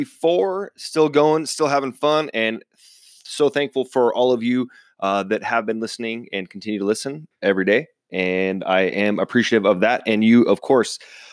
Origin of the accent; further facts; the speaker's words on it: Seattle, Washington, United States; I'm originally from Seattle, big Seahawks fan.